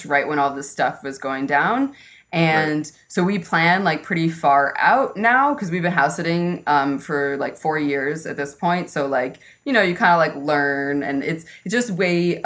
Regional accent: New York City, New York, United States; moved away as an adult; Originally, we're from New York City

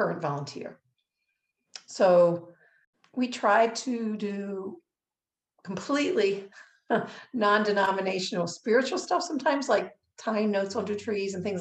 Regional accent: Baltimore, Maryland, United States; I grew up in Baltimore City

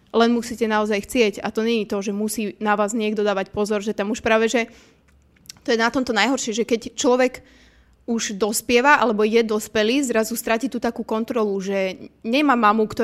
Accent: Považská Bystrica, Trenčín Region, Slovakia; Povazka Bystrica, moje rodné mesto

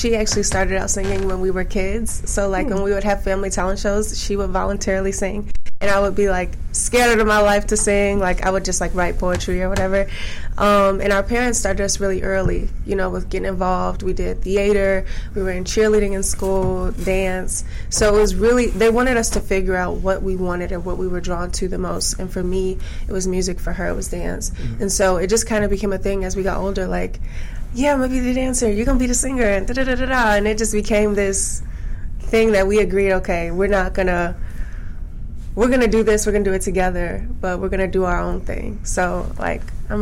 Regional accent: Chicago, Illinois, United States; I'm from the south side of Chicago, so not far. I came from South Shore

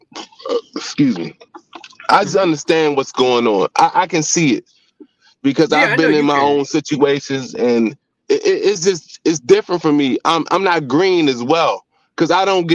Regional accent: Southern Maryland, United States; I grew up in I'm from Southern Maryland

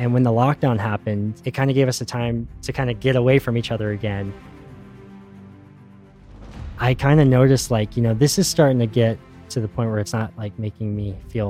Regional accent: Phoenix, Arizona, United States; But I was born and raised here in Phoenix my entire life.

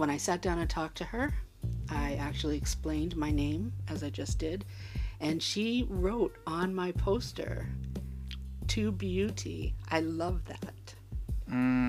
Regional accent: Malden, Massachusetts, United States; also born or lived in Hawaii; I was born and raised in Malden, lived in Hawaii for 10 years

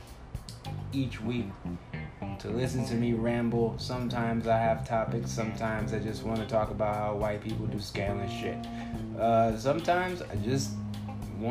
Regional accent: Compton, California, United States; now in Phoenix, United States; I'm a 9-year comedian in Phoenix, Arizona, but I'm originally from the Compton, California area

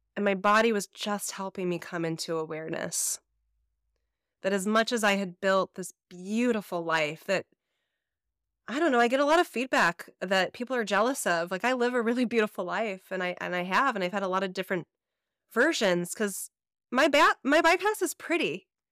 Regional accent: Chicago, Illinois, United States; I'm from the Midwest, and so, and I grew up in the suburbs of Chicago

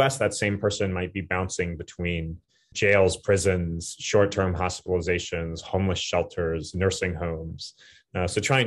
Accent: Flagstaff, Arizona, United States; also born or lived in Berkeley, California; now in New York, United States; So I'm from Flagstaff, Arizona. So it's a relatively small city in the southwest of the United States, but haven't lived there for a long time.

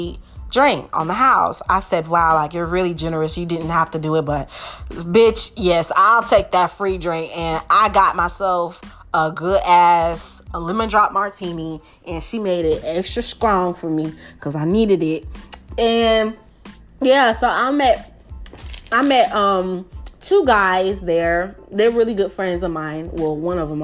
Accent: Milwaukee, Wisconsin, United States; I'm from Milwaukee, Wisconsin

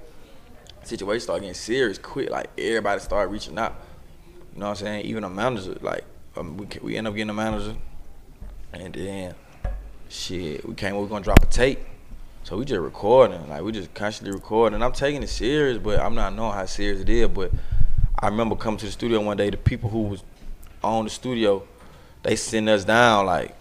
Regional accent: Atlanta, Georgia, United States; I grew up in Tetwood, you know what I'm saying? That down the street, really down the street from right here

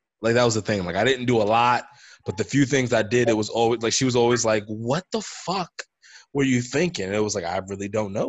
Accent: New York City, New York, United States; the good thing about being a New Yorker is, like, you can be an old soul and just fit completely right in with just the vernacular

